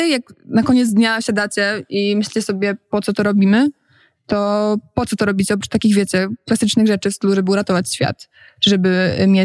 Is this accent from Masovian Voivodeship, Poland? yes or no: yes; Warsaw, Masovian Voivodeship, Poland; Okay, jestem z Warszawy